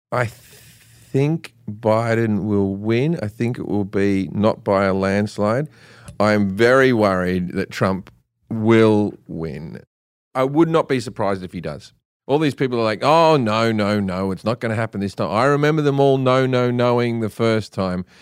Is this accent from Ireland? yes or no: no; Australia; I'm Australian